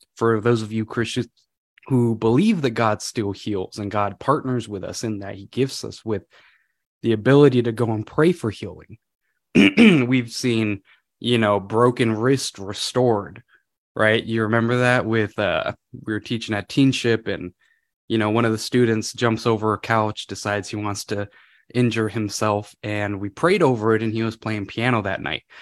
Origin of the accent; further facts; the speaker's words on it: California, United States; moved away as an adult; now in Washington, United States; I'm from California originally.